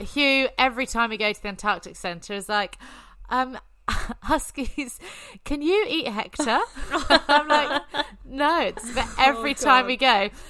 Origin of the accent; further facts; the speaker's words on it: Kent, South East England, United Kingdom; moved away as an adult; now in New Zealand; So I am from the UK. I'm from Kent, just south of London, and moved to New Zealand 5 years ago with my then fiance.